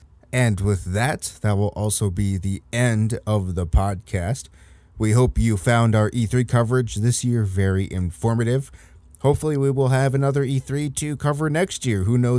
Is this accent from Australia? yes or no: yes; Australia; also born or lived in Boston; Hey, I'm from Australia, but I've spent some time in Boston.